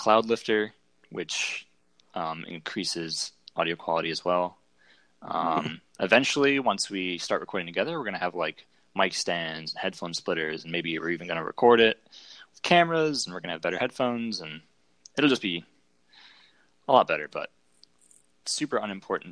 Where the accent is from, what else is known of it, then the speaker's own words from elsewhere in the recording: Chicago, Illinois, United States; I'm from Chicago.